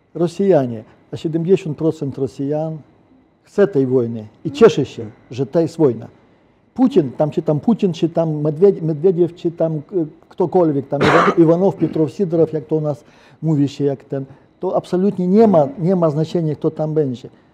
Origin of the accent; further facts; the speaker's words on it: Ukraine; Polish is a second language; moved away as an adult; now in Bydgoszcz, Poland; Ja jestem obywatelem polskim, ale ja kocham Ukrainę i ja jestem Ukraińcem